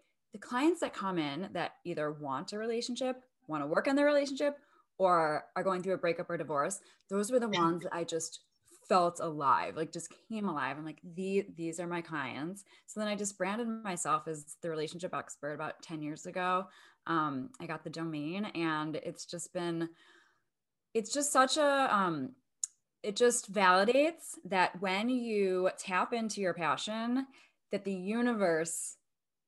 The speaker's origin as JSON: {"language": "English", "town": "Chicago", "region": "Illinois", "country": "United States", "moved": "yes", "lives_now": "Los Angeles, United States", "said": "I'm originally from Chicago. I live in LA now"}